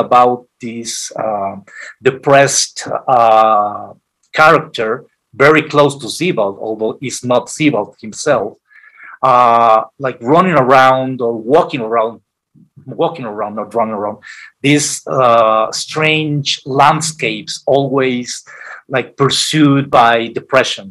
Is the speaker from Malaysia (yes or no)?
no; Guadalajara, Jalisco, Mexico; moved away as an adult; also born or lived in Mexico City; coming from Guadalajara, my hometown, to Mexico City